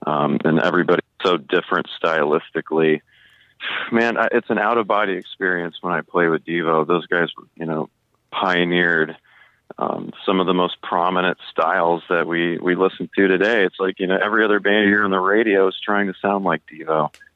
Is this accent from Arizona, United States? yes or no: yes; Tucson, Arizona, United States; I grew up in Tucson, Arizona